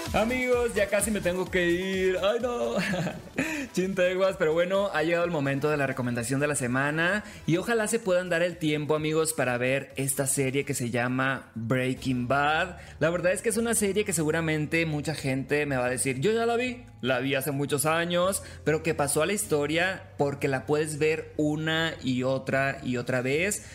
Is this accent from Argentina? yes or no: no; Mexico; somos mexicanos